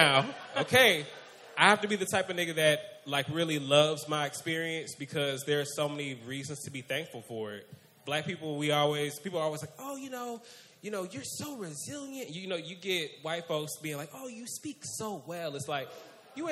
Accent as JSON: {"language": "English", "town": "Atlanta", "region": "Georgia", "country": "United States", "said": "I'm from Atlanta"}